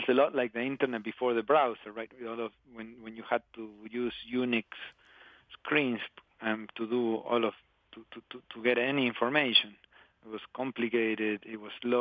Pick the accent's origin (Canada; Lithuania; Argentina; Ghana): Argentina; Patagonia; born or raised there